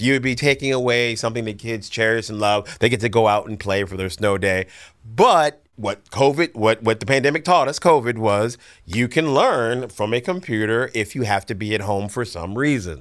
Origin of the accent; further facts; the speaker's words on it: Florida, United States; grew up in Florida. We never had snow